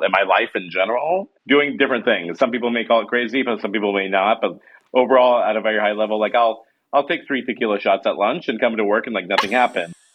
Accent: Lincoln, Nebraska, United States; also born or lived in New York; now in San Francisco, United States; we grew up in Nebraska

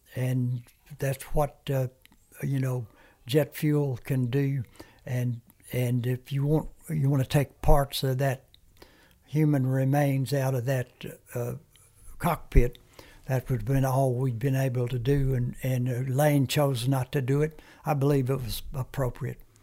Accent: United States; first language Comanche; English is a second language; moved away; also born or lived in Germany; lived on a reservation.

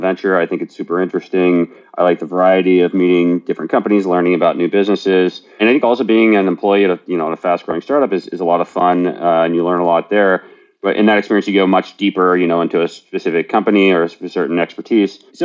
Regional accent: West Virginia, United States; moved away as an adult; now in San Francisco, United States; I worked for my dad's small business as a kid growing up in West Virginia.

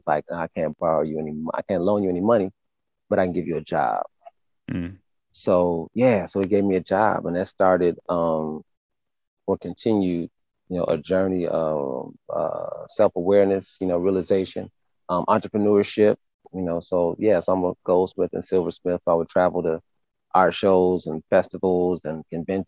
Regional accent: Milwaukee, Wisconsin, United States; moved away as an adult; also born or lived in south suburbs of Chicago, Illinois; now in Atlanta, United States; We moved to Milwaukee when I was about 8. So I did like middle school and high school in Milwaukee, Wisconsin

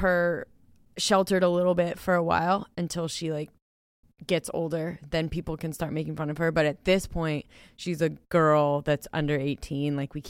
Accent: United States

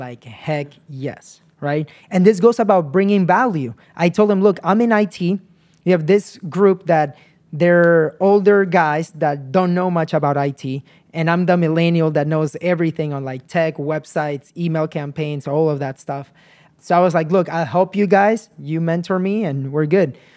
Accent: United States; I came as a kid to the United States when I was nine years old

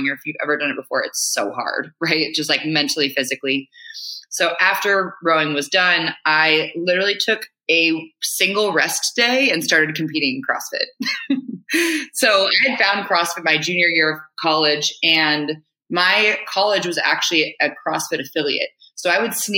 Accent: Marin County, California, United States; also born or lived in Hawaii; I grew up in Marin County, so just north of San Francisco.

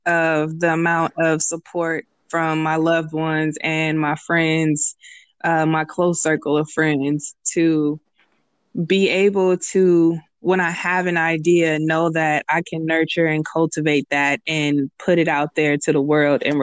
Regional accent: Richmond, California, United States; now in San Leandro, United States; Leandro, but I'm from Richmond.

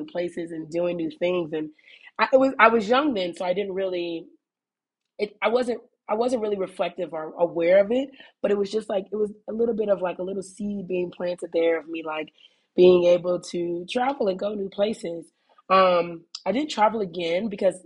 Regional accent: Indiana, United States; moved away as an adult; also born or lived in New York / Ho Chi Minh City, Vietnam / South Korea / Colombia; now in Guadalajara, Mexico; I'm originally from Indiana

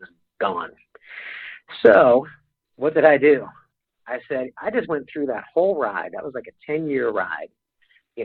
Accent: Pittsburgh, Pennsylvania, United States; moved away; I'm a kid from Pittsburgh

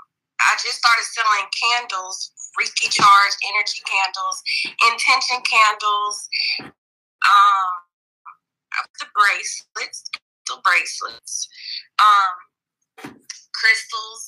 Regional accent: Mobile, Alabama, United States; I'm from Mobile, Alabama.

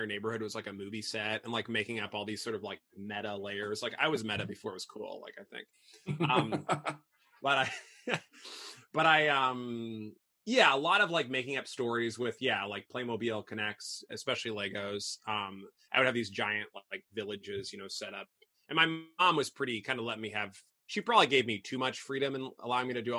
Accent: Belleville, Illinois, United States; moved away as an adult; also born or lived in Boston / France / Italy; now in Chicago, United States; I grew up there. So Southern Illinois. I'm a Southern Illinois boy.

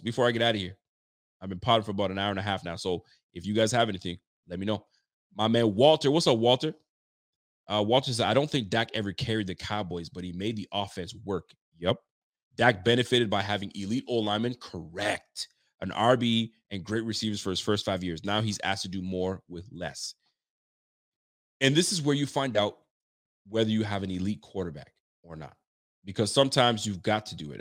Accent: Ottawa, Ontario, Canada; I'm from Ottawa

